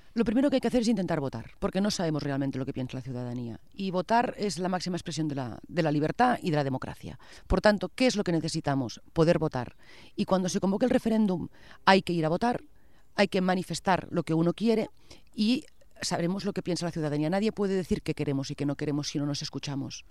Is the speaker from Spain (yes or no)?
yes; Catalonia, Spain; como catalanes